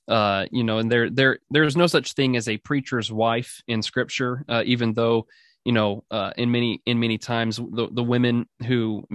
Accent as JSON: {"language": "English", "region": "Oregon", "country": "United States", "tie": "born or raised there", "also_born_or_lived": "Orange, California", "said": "I was born in Orange, California, but I was raised in the Pacific Northwest in Oregon"}